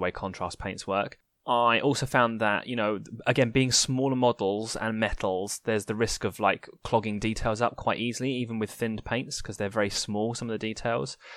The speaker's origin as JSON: {"language": "English", "country": "United Kingdom", "said": "I'm a British wuss"}